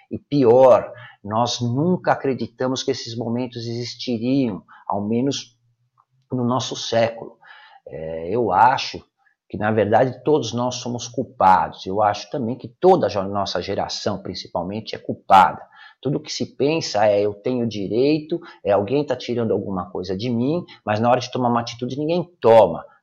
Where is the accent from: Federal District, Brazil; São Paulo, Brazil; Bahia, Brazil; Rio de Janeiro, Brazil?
São Paulo, Brazil; now in Espírito Santo, Brazil; eu sou paulistano nato, eu nasci na Vila Celso Garcia, no Hospital São José do Brás, eu nasci no Brás, eu morei e cresci no Brás, em São Paulo, na cidade de São Paulo